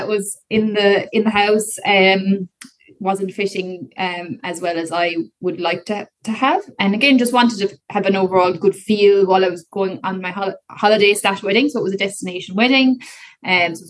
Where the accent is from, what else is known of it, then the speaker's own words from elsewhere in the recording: Kerry, Munster, Ireland; I'm from Kerry.